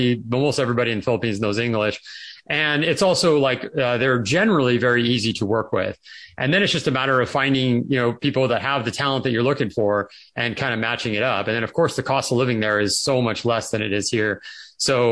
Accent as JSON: {"language": "English", "region": "California", "country": "United States", "tie": "born or raised there", "moved": "yes", "said": "I grew up in California and I always loved it there"}